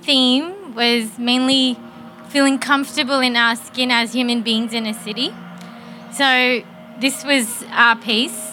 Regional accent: Pakistan; now in Melbourne, Australia; I come from a place, I come from Pakistan

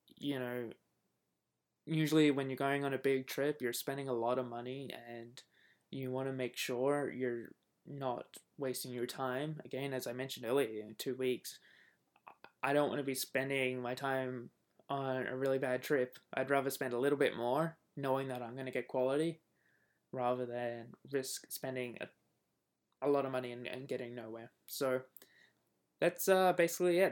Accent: Australia; moved away; being Australian

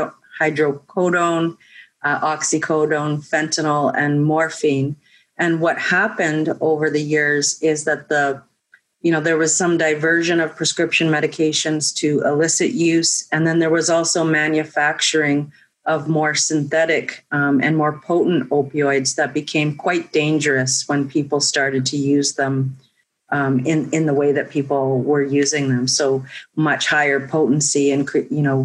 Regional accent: Little Grand Rapids First Nation, Manitoba, Canada; moved away; I'm originally from Little Grand Rapids First Nation

